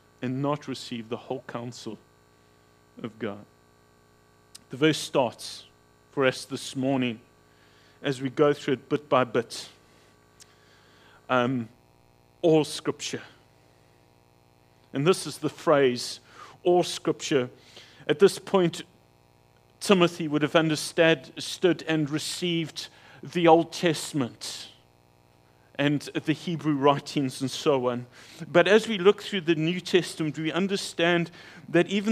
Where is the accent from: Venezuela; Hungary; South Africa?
South Africa; King William's Town, Eastern Cape; moved away; my hometown of King Williamstown